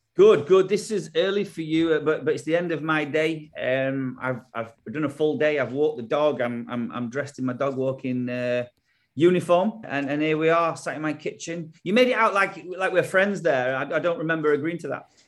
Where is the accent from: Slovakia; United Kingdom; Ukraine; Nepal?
United Kingdom; England; moved away as an adult; also born or lived in United States; obviously we're English